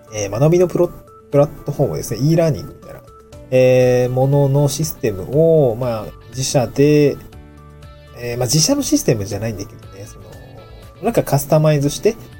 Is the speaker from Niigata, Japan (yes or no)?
yes; Niigata, Japan; also born or lived in Tokyo; now in Awaji Island, Japan; もちろん僕も新潟出身ですけど